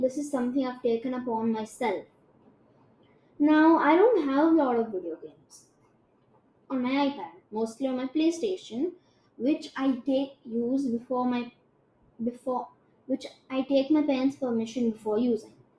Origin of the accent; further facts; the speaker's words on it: India; I'm Indian and my Hindi is shit.